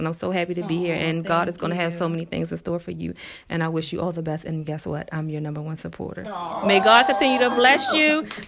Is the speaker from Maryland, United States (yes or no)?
yes; Maryland, United States; I am from Maryland